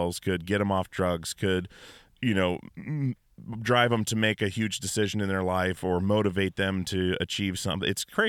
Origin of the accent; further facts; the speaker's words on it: Alaska, United States; I grew up in Alaska